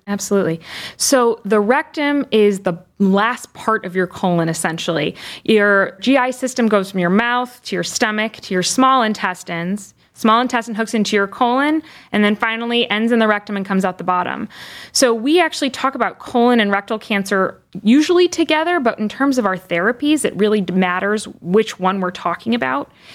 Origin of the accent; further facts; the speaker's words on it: Chicago, Illinois, United States; moved away as an adult; also born or lived in Michigan; now in Cleveland, United States; I am a Midwesterner through and through, born and raised initially in the Chicago area